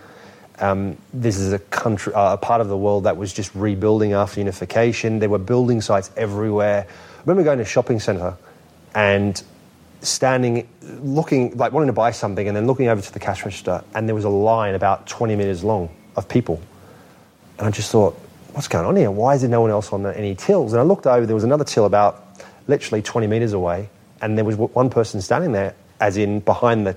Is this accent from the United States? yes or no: no; Australia; moved away as an adult; also born or lived in Germany; now in England, United Kingdom